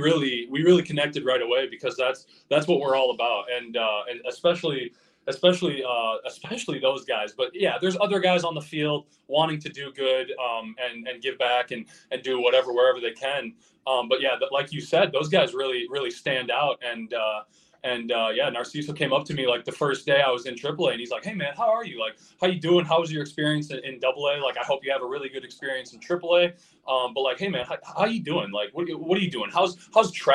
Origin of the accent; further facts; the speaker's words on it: Cuba City, Wisconsin, United States; some of the things I didn't have growing up in the Cuba City area